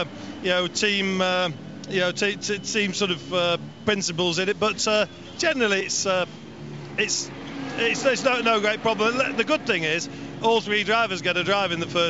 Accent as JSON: {"language": "English", "area": "Cheshire", "region": "North West England", "country": "United Kingdom", "said": "I'm from Cheshire, you see, leafy Cheshire they call it"}